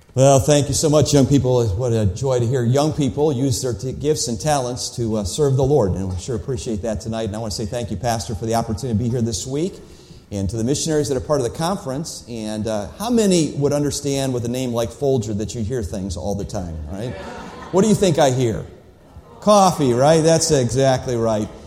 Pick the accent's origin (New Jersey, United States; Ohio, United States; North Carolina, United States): Ohio, United States; Cleveland; When I was a boy growing up in Cleveland, Ohio